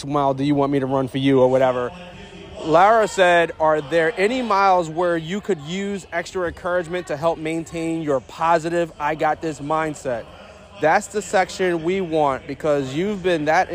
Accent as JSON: {"language": "English", "region": "New Jersey", "country": "United States", "said": "I'm from New Jersey"}